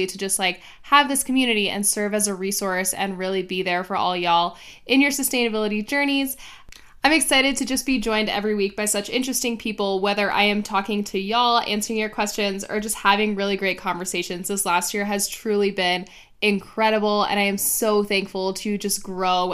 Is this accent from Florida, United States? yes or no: yes; Miami, Florida, United States; now in Arizona, United States; I grew up in Miami